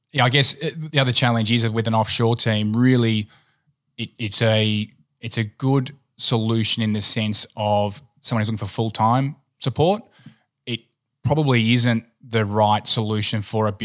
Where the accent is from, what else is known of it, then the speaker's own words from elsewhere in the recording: country Victoria, Australia; also born or lived in Tennant Creek, Northern Territory; we actually grew up on an abattoir, on a cattle station in a place called Tennant Creek in Northern Territory, which isn't the most wonderful place to visit. We then moved to the country, to country Victoria